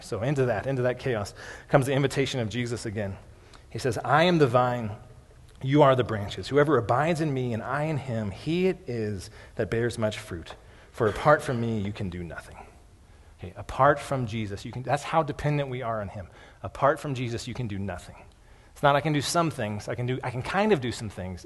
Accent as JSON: {"language": "English", "country": "United States", "said": "a lot of American Christians"}